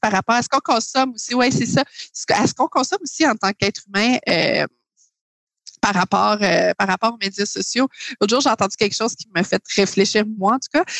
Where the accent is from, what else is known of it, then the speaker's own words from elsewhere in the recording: Quebec, Canada; je viens de, Québec